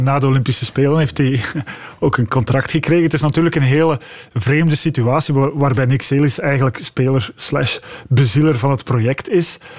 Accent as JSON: {"language": "Dutch", "country": "Belgium", "said": "als Belgen"}